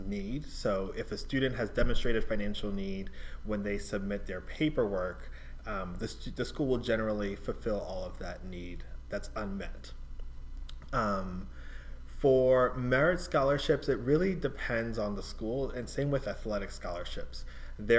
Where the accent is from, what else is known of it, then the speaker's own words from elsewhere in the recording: New York City, New York, United States; now in Massachusetts, United States; New York City, where I grew up